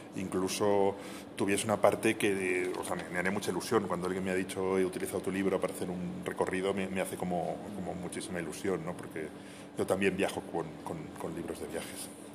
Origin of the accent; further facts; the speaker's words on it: Madrid, Community of Madrid, Spain; also born or lived in Segovia; Yo soy, soy madrileño, pero tengo muchísima relación con, con, Segovia